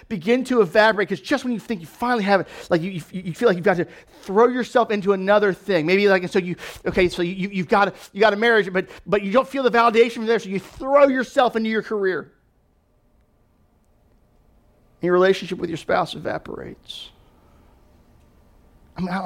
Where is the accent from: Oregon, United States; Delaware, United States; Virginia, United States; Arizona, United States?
Delaware, United States; also born or lived in Louisville, Kentucky; my family, we moved to Delaware when I was 7. We moved here from Louisville, Kentucky